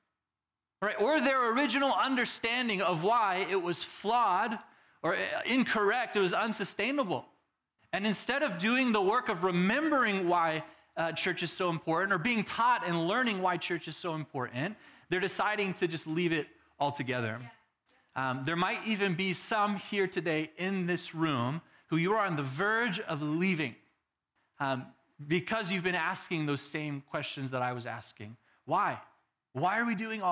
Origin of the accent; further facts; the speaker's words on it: Texas, United States; now in Arizona, United States; I'm from Texas